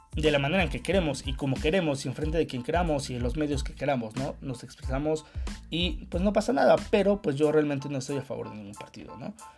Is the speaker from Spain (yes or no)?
no; Mexico; hablando como mexicano